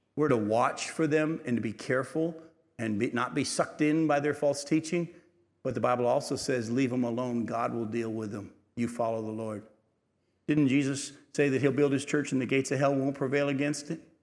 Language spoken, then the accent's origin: English; Milton, New Hampshire, United States; I grew up in Milton, New Hampshire, a little town uh, uh, in, in the southeast corner of New Hampshire